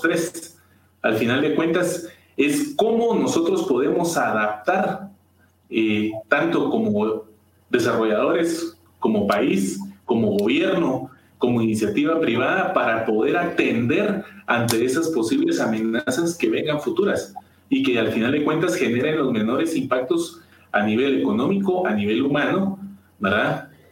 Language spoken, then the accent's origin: Spanish; Guatemala; como, como guatemaltecos